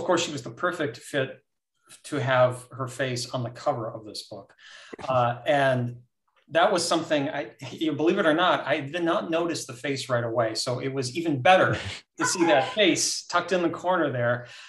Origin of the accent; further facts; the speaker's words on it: United States; I was lucky. I grew up sort of on Lake Erie, north in the state.